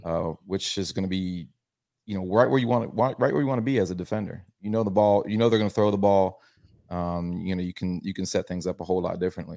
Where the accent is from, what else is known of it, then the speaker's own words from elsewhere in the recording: Tampa, Florida, United States; I was born in South Florida, but I've been in Tampa since I was three, so that's all I claim